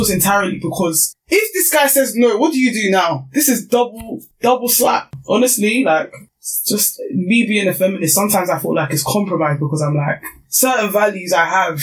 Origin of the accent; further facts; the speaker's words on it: Nigeria; being Nigerian